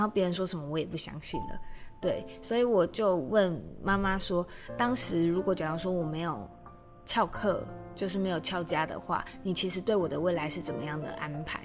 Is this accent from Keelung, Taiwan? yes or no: no; Kaohsiung, Taiwan; now in Taipei, Taiwan; 因为我，我是高雄人，然后我可能来台北之后